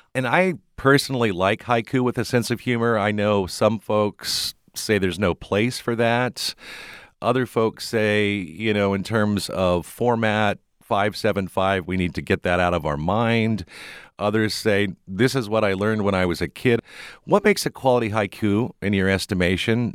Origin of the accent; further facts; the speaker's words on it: Midwest, United States; moved away; growing up in the Midwest